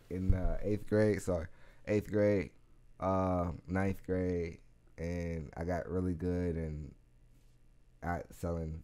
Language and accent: English; United States; I'm from Garfield